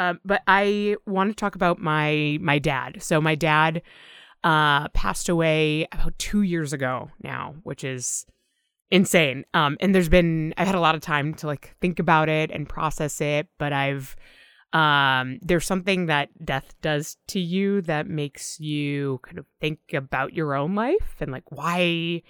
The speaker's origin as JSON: {"language": "English", "region": "Massachusetts", "country": "United States", "tie": "born or raised there", "said": "I grew up in Massachusetts, like the greater Boston."}